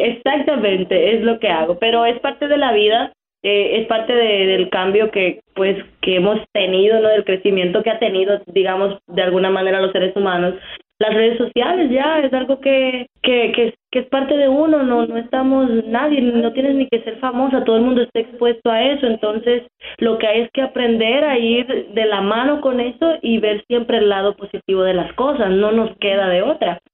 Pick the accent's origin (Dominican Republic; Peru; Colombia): Dominican Republic; moved away as an adult; also born or lived in New York City; now in United States; soy de la República Dominicana